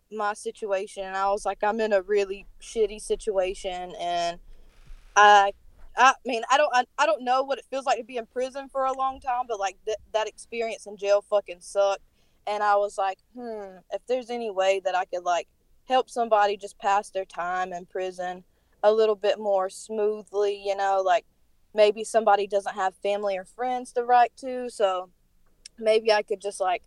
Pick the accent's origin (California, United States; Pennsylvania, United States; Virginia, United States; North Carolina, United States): North Carolina, United States; accent: thick; Sorry for my accent, by the way. I'm from North Carolina, so it's, like, really thick